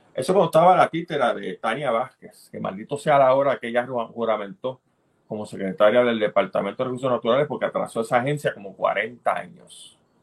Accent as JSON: {"language": "Spanish", "country": "Puerto Rico", "said": "tenemos en Puerto Rico"}